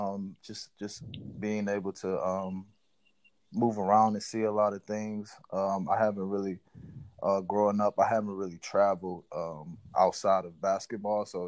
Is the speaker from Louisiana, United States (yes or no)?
yes; New Orleans, Louisiana, United States; moved away as an adult; now in Surrey, United Kingdom; I grew up in New Orleans, Louisiana